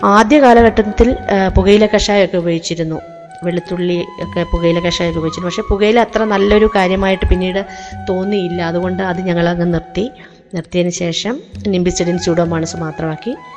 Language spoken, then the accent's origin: Malayalam; Peringanad, Kerala, India; now in Adoor, India; പെരിങ്ങനാട് തൃച്ചേന്തമംഗലം ക്ഷേത്രത്തിന് സമീപം കാർഷിക പാരമ്പര്യമുള്ള ഒരു കുടുംബത്തിലാണ് ഞാൻ ജനിച്ചത്